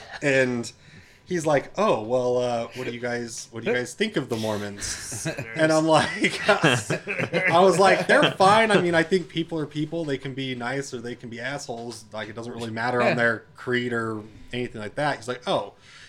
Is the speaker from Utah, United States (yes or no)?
yes; Utah, United States; "Oh, well, we're from Utah."